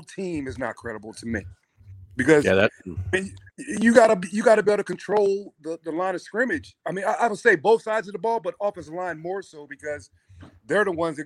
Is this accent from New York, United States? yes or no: no; Pottstown, Pennsylvania, United States; I grew up in Pottstown